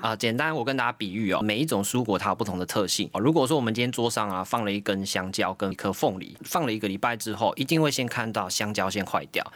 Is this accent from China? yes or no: no; Taiwan; 我们台湾人非常厉害